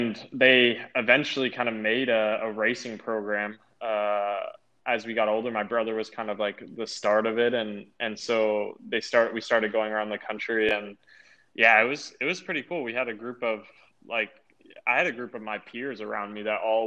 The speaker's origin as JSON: {"language": "English", "town": "Boise", "region": "Idaho", "country": "United States", "tie": "born or raised there", "said": "I'm from Boise, Idaho."}